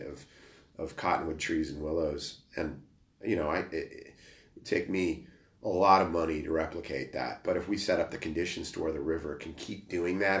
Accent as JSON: {"language": "English", "region": "New Mexico", "country": "United States", "tie": "born or raised there", "also_born_or_lived": "Minnesota", "moved": "yes", "said": "I grew up in New Mexico. You know, I was born in Minnesota"}